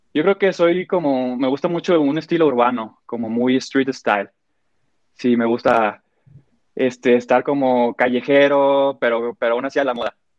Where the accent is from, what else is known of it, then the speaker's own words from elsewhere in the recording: Guadalajara, Jalisco, Mexico; moved away as an adult; now in Mexico City, Mexico; soy de Guadalajara